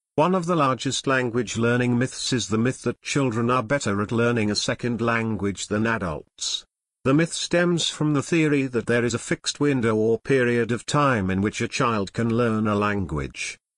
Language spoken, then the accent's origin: English; United States; we were from America